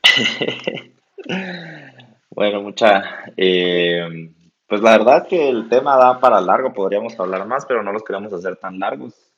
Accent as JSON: {"language": "Spanish", "country": "Guatemala", "said": "aquí estamos los dos en Guatemala, somos chapines"}